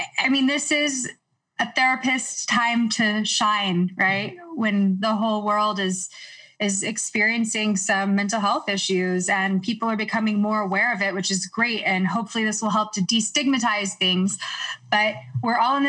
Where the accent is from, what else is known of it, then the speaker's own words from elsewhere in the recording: Houston, Texas, United States; moved away as an adult; also born or lived in New York; now in Los Angeles, United States; I grew up in Houston. I moved to New York at 18 to do my undergraduate